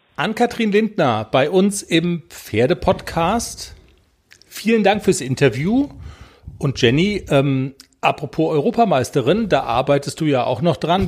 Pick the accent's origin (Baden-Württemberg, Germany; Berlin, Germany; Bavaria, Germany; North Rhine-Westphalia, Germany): Baden-Württemberg, Germany; Black Forest; Da kommen wir auch her, aus dem Schwarzwald